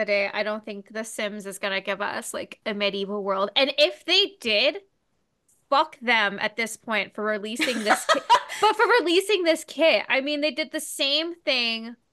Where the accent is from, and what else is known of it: Ontario, Canada